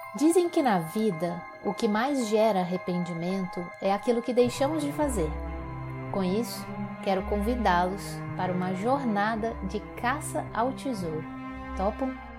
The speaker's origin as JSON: {"language": "Portuguese", "region": "Minas Gerais", "country": "Brazil", "said": "como mineirinha que sou"}